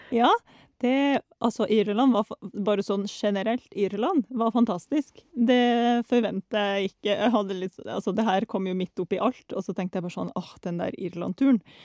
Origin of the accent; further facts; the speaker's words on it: Norway; vi kommer fra Norge.